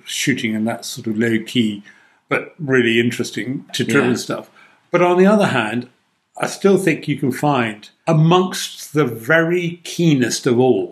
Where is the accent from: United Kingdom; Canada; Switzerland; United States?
United Kingdom; Devon, South West England; when I grew up in Devon, the fact that I went and walked out my door with a gun over my slip to go wildfowling didn't attract comment.